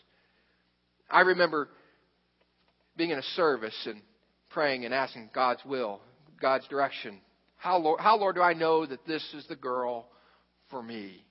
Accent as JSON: {"language": "English", "town": "Xenia", "region": "Ohio", "country": "United States", "tie": "born or raised there", "said": "I grew up in Xenia, Ohio"}